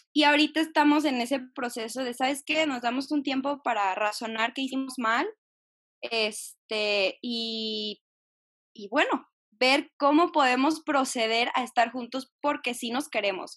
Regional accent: Jalisco, Mexico; soy de Jalisco

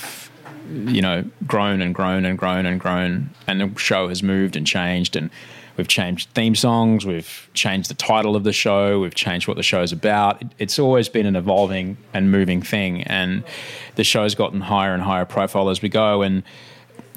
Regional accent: Queensland, Australia; now in Sydney, Australia; I grew up in Queensland

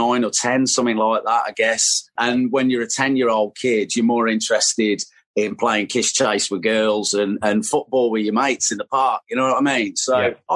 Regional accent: Tamworth, West Midlands, United Kingdom; my hometown, which was Tamworth

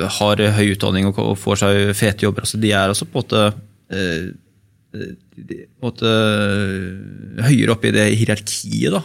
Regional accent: Bærum, Akershus, Norway; jeg er oppvokst her i Bærum

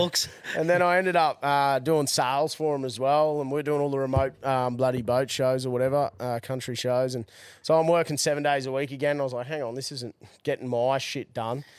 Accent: Brisbane, Queensland, Australia; also born or lived in Gold Coast; I grew up in Brizzy

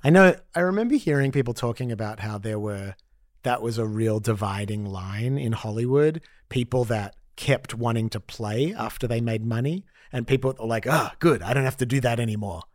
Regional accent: Australia; growing up as an Australian Jew in the eighties

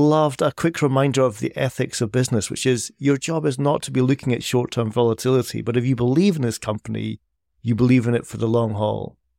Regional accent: Edinburgh, Scotland, United Kingdom; Edinburgh, my hometown

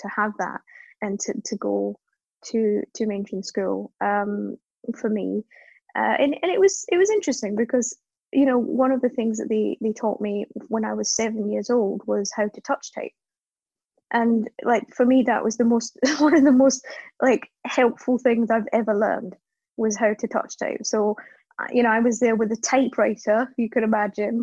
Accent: Scotland, United Kingdom; accent: Scottish; moved away as an adult; also born or lived in Cape Town, South Africa; now in London, United Kingdom; So my accent suggests Scotland, which is true for the most part, but I was actually born in South Africa, so spent the first sort of 5 years of life in Cape Town, and then moved to Scotland when I was 5, because my parents were from Scotland. And then grew up there, school and university and stuff

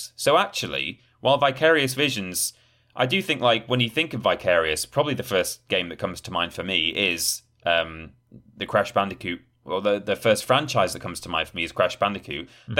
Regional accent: Yorkshire and the Humber, United Kingdom; You know, some people, you know, I'm from Yorkshire, Ben.

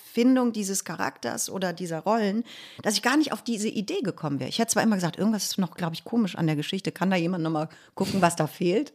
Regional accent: Cologne, North Rhine-Westphalia, Germany; das war mein erster Versuch, aus Köln wegzukommen

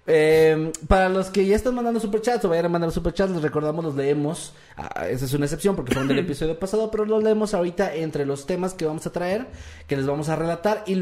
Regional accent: Utica, New York, United States; Yo soy de Útica y nunca escuché el término hamburguesas.

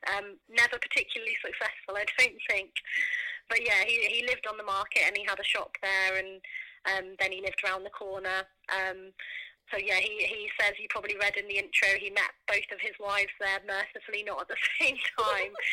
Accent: Norfolk, East of England, United Kingdom; growing up in Norfolk.

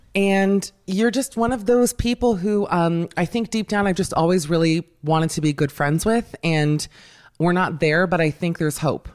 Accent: Miami, Florida, United States; growing up in Miami

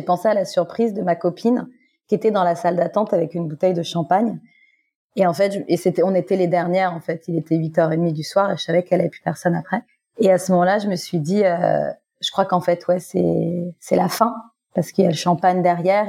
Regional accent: Guadeloupe; moved away as an adult; now in Fréjus, France; je viens de Guadeloupe. Voilà, et ça fait à peu près six ans maintenant que j'habite à Fréjus dans, dans, le sud de la France

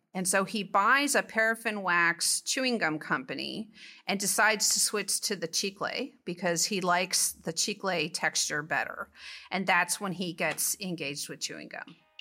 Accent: California, United States; now in Texas, United States; I grew up in California

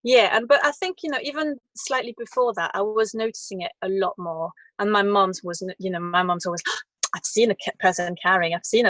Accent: France; English is a second language; As I remember, it was hardly nowhere. I'd never seen it. Until I had a little job when I was 18 in Paris

